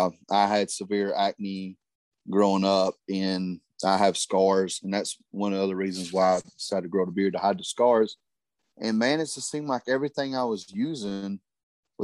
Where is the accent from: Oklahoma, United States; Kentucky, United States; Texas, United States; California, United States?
Kentucky, United States; Harlan; moved away as an adult; now in Dalton, United States; I live in Dalton. I am from Harlan, Kentucky.